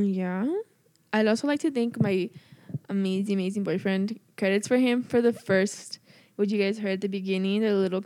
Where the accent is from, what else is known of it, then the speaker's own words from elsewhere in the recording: El Centro, California, United States; moved away as an adult; now in Chico, United States; I'm from Imperial Valley in El Centro, California